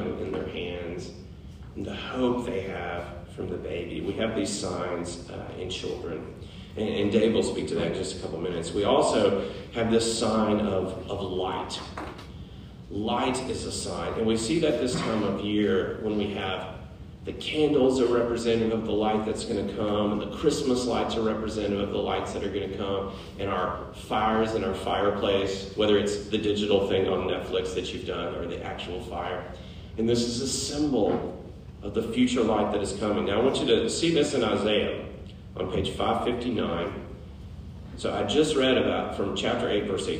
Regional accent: Middle Tennessee, United States; moved away as an adult; also born or lived in Connecticut; When we moved here from Connecticut, I was amazed how many churches were in Middle Tennessee. And I'd grown up here

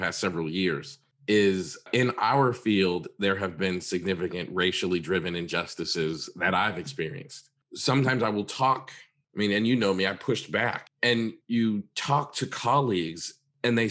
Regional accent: Massachusetts, United States; I was, you know, in my teens, growing up in Massachusetts

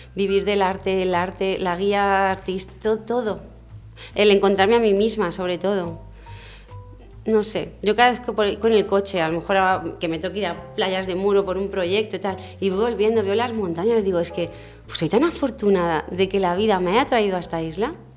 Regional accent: Madrid, Community of Madrid, Spain; moved away as an adult; also born or lived in Mallorca; now in Palma, Spain; yo es que soy de Madrid y somos muy abiertos.

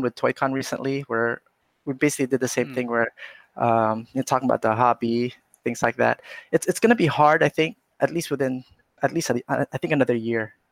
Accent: California, United States; moved away; I grew up in California, so I was going to college in California

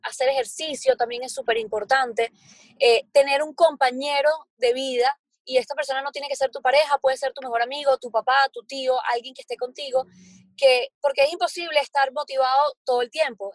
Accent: Venezuela; moved away as an adult; also born or lived in Barcelona, Spain; now in Miami, United States; yo soy venezolana, viví en Venezuela hasta los 20, quiero decir hasta los 20, creo que 26 años viví allá

